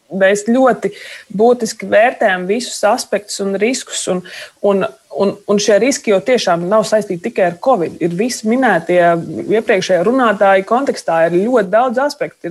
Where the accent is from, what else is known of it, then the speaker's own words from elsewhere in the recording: Valmiera, Vidzeme, Latvia; Es pat esmu no Valmieras